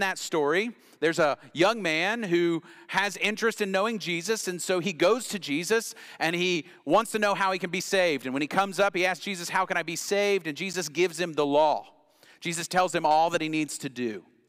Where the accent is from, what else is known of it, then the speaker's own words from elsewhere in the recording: Knoxville, Tennessee, United States; I grew up in West Knoxville